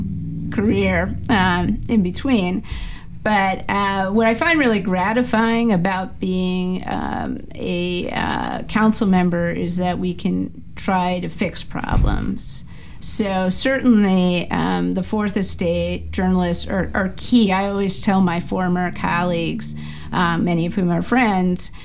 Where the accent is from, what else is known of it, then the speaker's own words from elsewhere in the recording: Baltimore, Maryland, United States; now in Washington, D.C., United States; even growing up in Baltimore, so my middle school classmates included Jada Pinkett Smith.